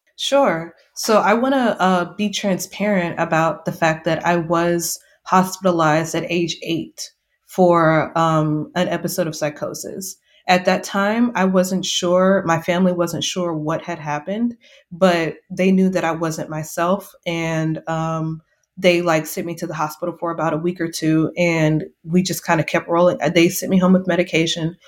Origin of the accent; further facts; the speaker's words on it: Seguin, Texas, United States; now in San Antonio, United States; I am from Texas, a small town called Seguin, which is not far from San Antonio, which is where I'm currently living